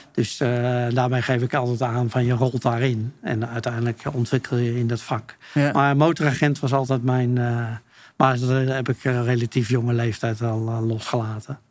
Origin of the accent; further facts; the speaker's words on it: Utrecht, Netherlands; also born or lived in Friesland; ik ben geboren in Utrecht, maar, maar ik heb een Friese moeder. En wij hebben daar altijd een huis gehad